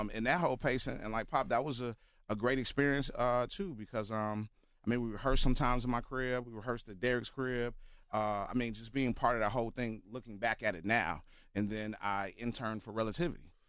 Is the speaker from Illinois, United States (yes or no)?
yes; Chicago, Illinois, United States; Born here, born and raised